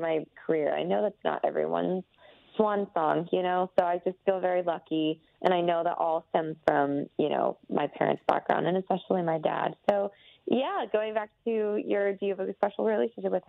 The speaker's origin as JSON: {"language": "English", "town": "Athens", "region": "Georgia", "country": "United States", "tie": "born or raised there", "also_born_or_lived": "Atlanta, Georgia / New York City", "moved": "as an adult", "said": "I grew up in Athens, right outside of Atlanta"}